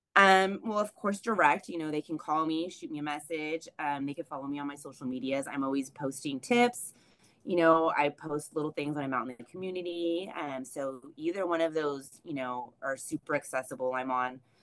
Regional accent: San Jose, California, United States; now in Los Banos, United States; I'm originally from San Jose

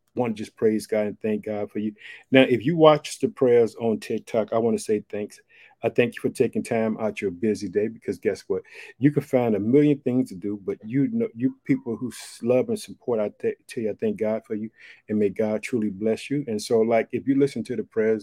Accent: Illinois, United States; also born or lived in Chicago; the state of Illinois, which is my home state

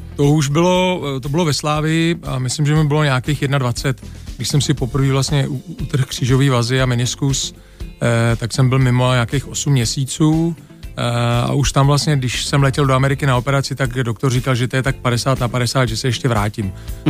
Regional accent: Czechia; moved away as an adult; also born or lived in England / Germany; se vždycky vrátíme prostě jako do Čech zpátky hmm. domů

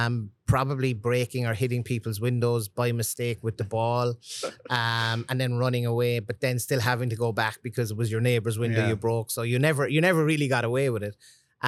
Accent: Cork, Munster, Ireland; But I grew up in the city in a place called Turner's Cross.

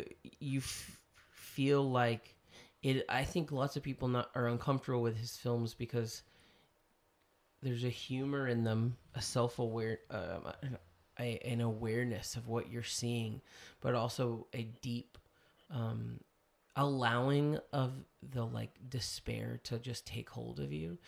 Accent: United States; I'm saying that as an American.

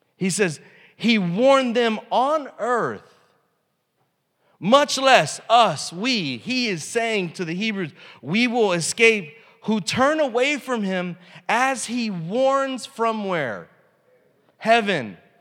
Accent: United States; as an American

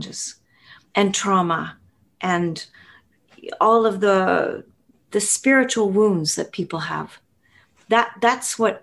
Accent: Winnipeg, Manitoba, Canada; I'm from Winnipeg in central Canada

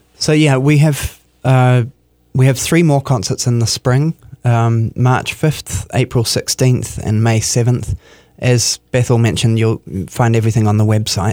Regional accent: New Zealand; moved away as an adult; now in Minneapolis, United States; I'm from New Zealand.

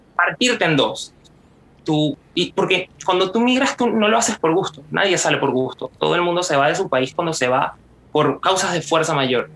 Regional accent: Venezuela; moved away; yo soy de Venezuela

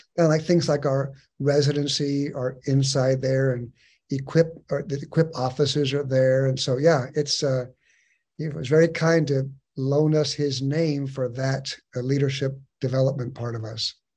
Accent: San Diego, California, United States; moved away as an adult; also born or lived in Chattahoochee River area (Georgia/Alabama); I'm actually a native of Southern California, born and raised in San Diego

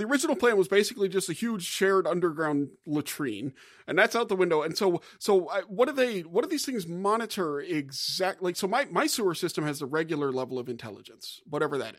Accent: Gulf South, United States; moved away; I'm from the Gulf South

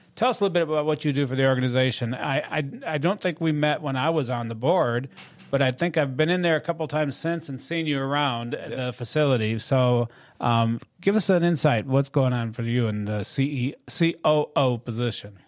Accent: Michigan, United States; moved away; also born or lived in Lansing, Michigan; I'm from Michigan

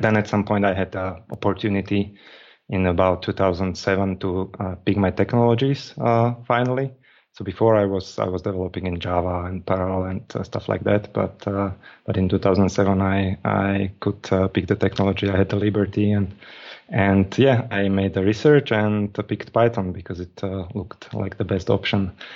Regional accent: Slovakia; I'm from Slovakia, and I'm in Slovakia.

